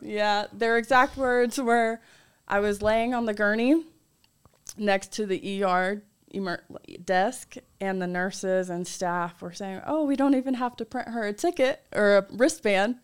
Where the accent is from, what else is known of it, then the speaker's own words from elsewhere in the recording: North Carolina, United States; I'm from North Carolina